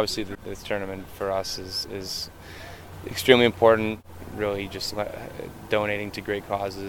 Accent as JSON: {"language": "English", "town": "Toronto", "region": "Ontario", "country": "Canada", "tie": "born or raised there", "moved": "as an adult", "lives_now": "Edmonton, Canada", "said": "growing up in the Jewish community and being in Toronto, having roots here"}